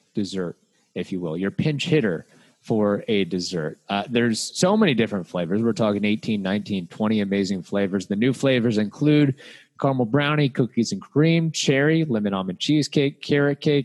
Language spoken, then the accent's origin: English; Louisville, Kentucky, United States; I was basically from Louisville, Kentucky